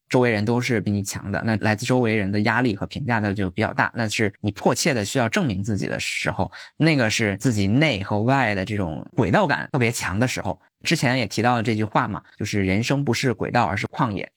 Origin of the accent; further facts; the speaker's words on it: Beijing, China; also born or lived in Taiwan; 就是我是北京郊区人啊